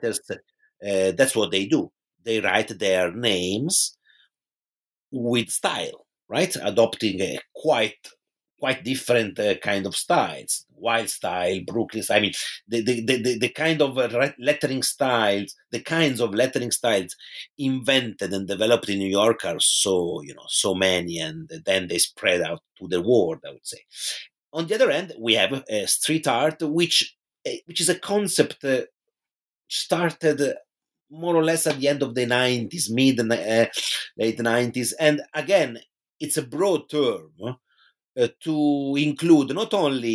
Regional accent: Pisa, Tuscany, Italy; in my hometown in Tuscany, which is Pisa in Italy

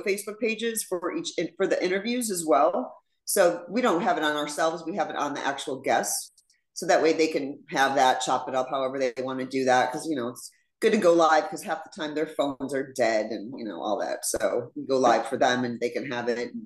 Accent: Chicago, Illinois, United States; I'm from Chicago

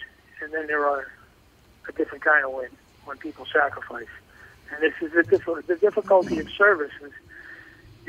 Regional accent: United States; as an American

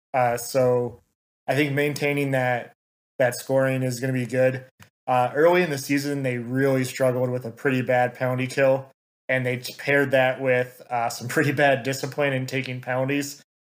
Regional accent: Lansing, Michigan, United States; grew up in the Lansing area.

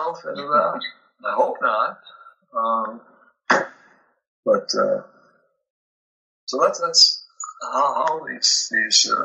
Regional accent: Minneapolis, Minnesota, United States; growing up in Minneapolis

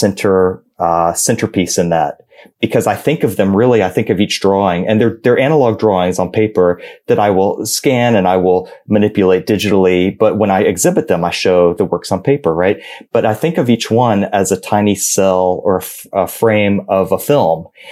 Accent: Georgia, United States; I am from Georgia

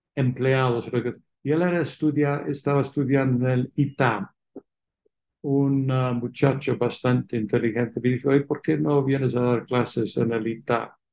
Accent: England, United Kingdom; Spanish is a second language; moved away as an adult; also born or lived in Oxford, England / London, England; now in Mexico; como se entiende por mi acento, nací fuera de México, en Inglaterra

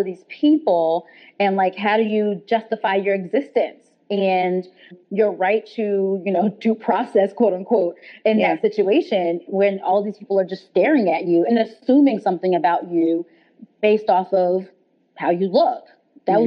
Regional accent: New Jersey, United States; Where I grew up in New Jersey, it was pretty diverse

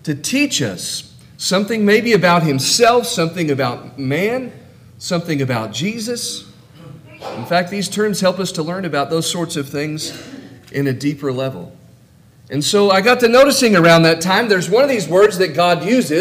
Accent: California, United States; moved away as an adult; now in Norman, United States; I'm from California and really still a Californian. I just happen to live in Oklahoma now.

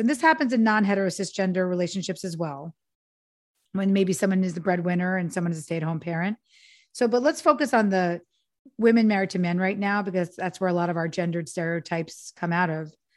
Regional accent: New York, United States; now in Los Angeles, United States; I'm from New York, but I live in L A now

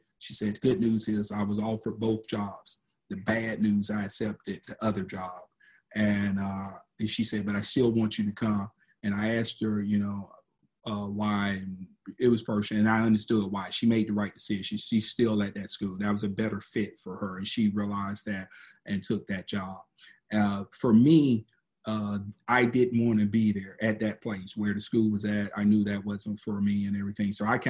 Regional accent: Miami, Florida, United States; born there; also born or lived in Georgia; My wife is from Atlanta. I call Georgia home, although I was born in Miami, but most of my family is in LaGrange, Georgia.

